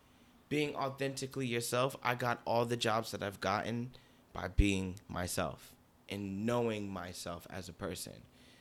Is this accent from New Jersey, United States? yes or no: yes; Newark, New Jersey, United States; now in Bronx, United States; And I'm from Newark.